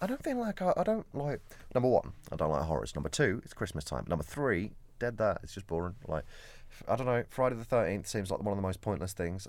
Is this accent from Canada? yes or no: no; Kent, South East England, United Kingdom; I'm not quite Cockney though, I'm, I'm from Kent